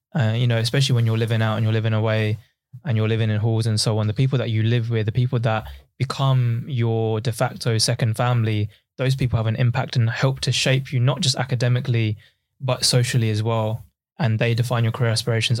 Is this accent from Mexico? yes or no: no; Essex, East of England, United Kingdom; also born or lived in East London; I was originally from East London and, um, once I was, uh, in my sort of early childhood, my dad realized that actually if we move out just outside of London to Essex